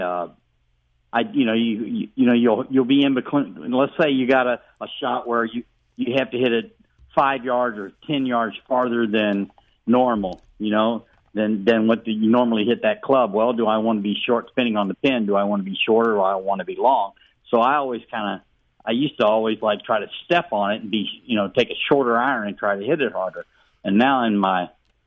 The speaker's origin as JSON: {"language": "English", "town": "Elsberry", "region": "Missouri", "country": "United States", "tie": "born or raised there", "lives_now": "Innsbrook, United States", "said": "I grew up in Ellsbury. My dad was a realtor up there."}